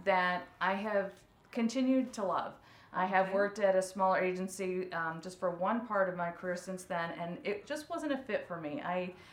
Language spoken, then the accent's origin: English; Orange County, California, United States; I am from Orange County